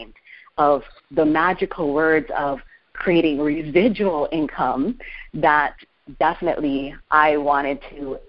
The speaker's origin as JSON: {"language": "English", "area": "Oahu", "region": "Hawaii", "country": "United States", "tie": "born or raised there", "said": "I was born and raised on Oahu in Hawaii."}